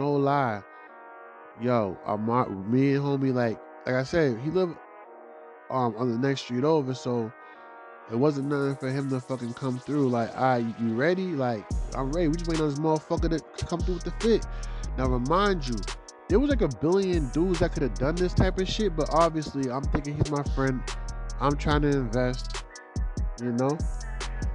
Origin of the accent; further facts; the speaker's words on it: Boston, Massachusetts, United States; I'm from Boston or I'm from the area